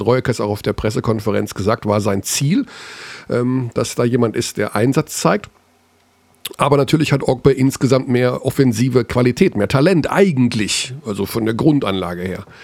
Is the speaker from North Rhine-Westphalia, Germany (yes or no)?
yes; Hagen, North Rhine-Westphalia, Germany; born there; aber aus meiner Heimatstadt kommt. Wir sind beide in Hagen geboren.